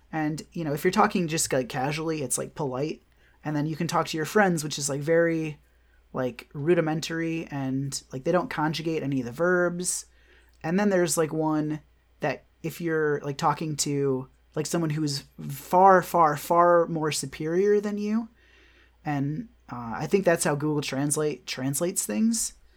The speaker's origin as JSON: {"language": "English", "region": "Michigan", "country": "United States", "tie": "born or raised there", "also_born_or_lived": "New York / Austin", "moved": "yes", "said": "Michigan, my hometown"}